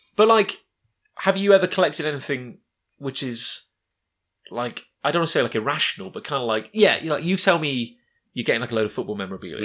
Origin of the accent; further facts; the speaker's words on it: United Kingdom; a kid growing up in Britain, as, as we both did